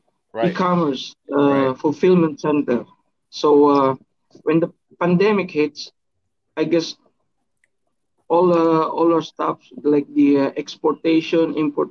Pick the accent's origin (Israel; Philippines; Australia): Philippines; I'm from the Philippines, so it's a morning today, about 10 a.m.